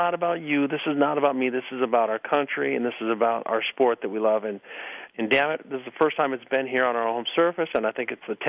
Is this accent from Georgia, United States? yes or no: no; El Cajon, California, United States; But anyways, so I come from El Cajon. He comes from Mission Viejo. We meet down by Carlsbad.